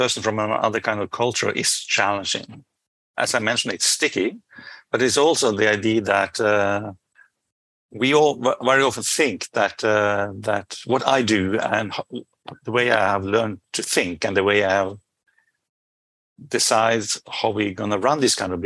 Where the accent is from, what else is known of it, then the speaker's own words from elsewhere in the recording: Norway; I'm from Norway